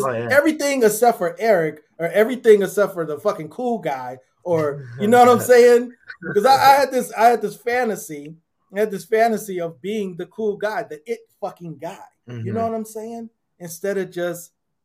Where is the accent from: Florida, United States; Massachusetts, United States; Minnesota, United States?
Minnesota, United States; I was brought up in Minnesota